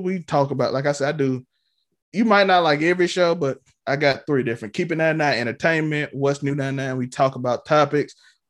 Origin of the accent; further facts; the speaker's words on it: Mississippi, United States; Let me just do something in Mississippi.